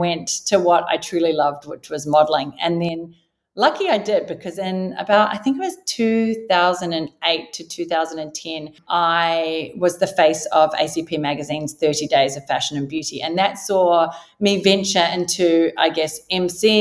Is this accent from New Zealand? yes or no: yes; New Zealand; moved away as an adult; now in Sydney, Australia; I was born and raised in New Zealand, if you haven't already gathered from the slight accent